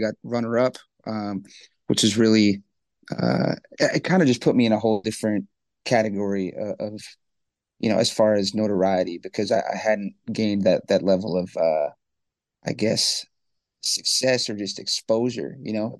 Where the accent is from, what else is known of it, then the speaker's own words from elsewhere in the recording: Worcester, Massachusetts, United States; moved away; also born or lived in Grafton, Massachusetts; And growing up in Worcester